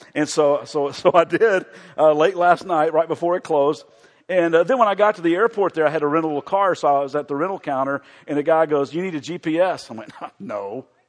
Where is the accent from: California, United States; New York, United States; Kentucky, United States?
Kentucky, United States; also born or lived in Chicago; I am from Kentucky